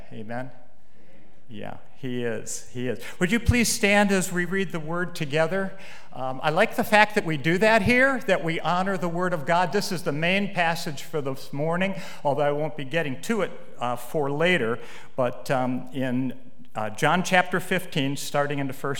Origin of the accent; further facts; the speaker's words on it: Willoughby Hills, Ohio, United States; I grew up in Willoughby Hills and went to Willoughby Hills Methodist Church.